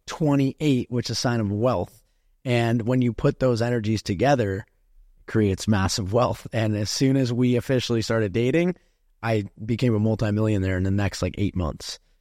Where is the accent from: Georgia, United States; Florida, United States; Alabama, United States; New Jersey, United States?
New Jersey, United States; moved away as an adult; now in Miami, United States; I'm from New Jersey